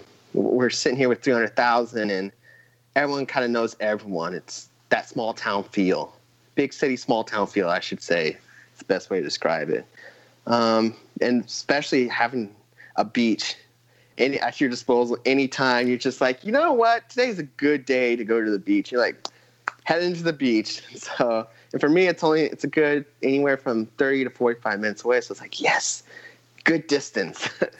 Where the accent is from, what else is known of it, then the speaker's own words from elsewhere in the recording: Fort Smith, Arkansas, United States; born there; I was born in Fort Smith, Arkansas, moved around.